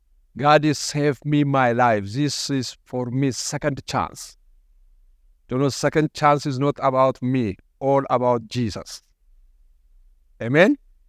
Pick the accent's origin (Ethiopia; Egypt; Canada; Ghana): Ethiopia; English is a second language; now in Australia; Maybe I mentioned last time I came from Ethiopia. I immigrated to this country in 2003. I couldn't speak any English.